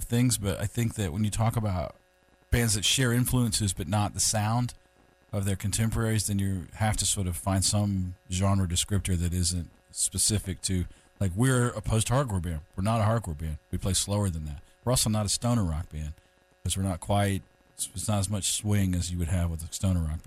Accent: North Carolina, United States; Growing up in North Carolina, as I did

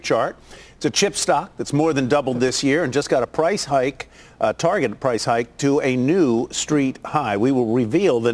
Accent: Virginia, United States; my home state, Old Dominion.

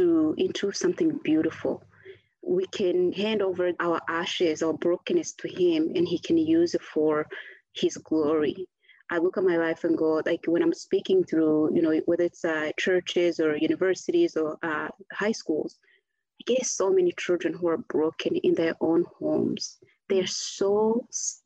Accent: Rwanda; I came back to Rwanda, I left April 7th, so I'm coming back December. So that was like a good 6 months away from, you know, home

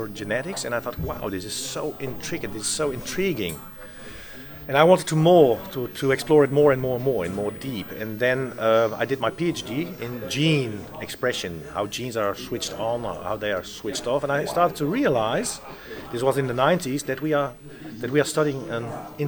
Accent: Netherlands; I was born in the Netherlands.

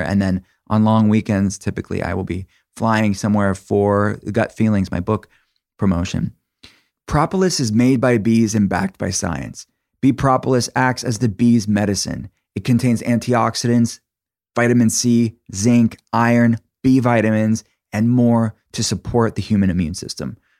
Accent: Pittsburgh, Pennsylvania, United States; I'm from Pittsburgh it's in Pennsylvania

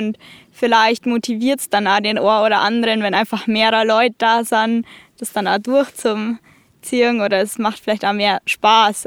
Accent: Berchtesgaden, Bavaria, Germany; ich komme aus Berchtesgaden

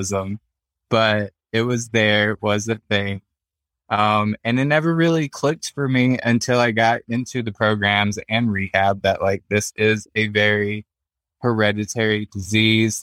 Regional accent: South Carolina, United States; moved away as an adult; now in Nebraska, United States; I was born and raised in South Carolina

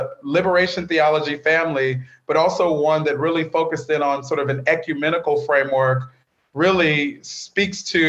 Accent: Bakersfield, California, United States; the faith community I grew up in Bakersfield, California

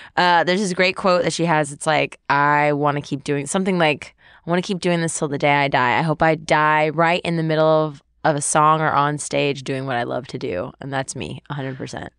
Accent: Webster, Texas, United States; so I grew up in Texas. I went to a public school in Texas

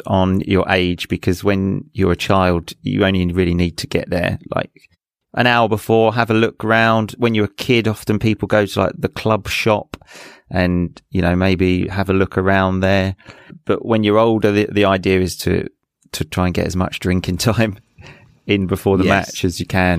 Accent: England, United Kingdom; I mean, again, growing up in England, I think other people would know other teams like Tottenham.

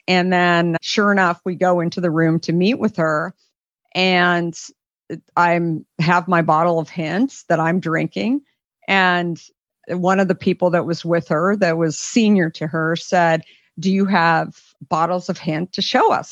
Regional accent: Arizona, United States; growing up in Arizona

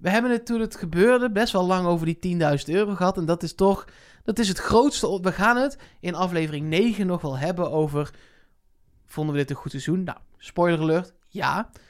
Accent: Netherlands; wij zijn Nederlanders

